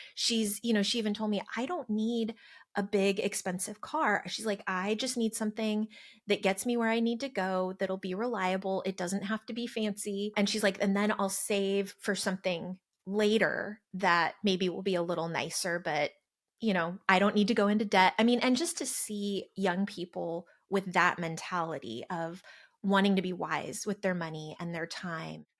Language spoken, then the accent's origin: English; California, United States; also born or lived in Arizona; now in Texas, United States; I grew up in California, lived in the Southwest, Arizona, here in Texas